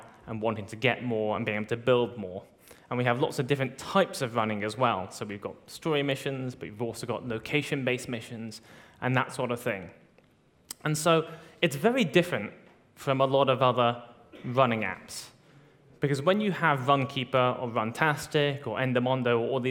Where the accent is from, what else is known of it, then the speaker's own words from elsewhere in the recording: United Kingdom; moved away; my hometown in the UK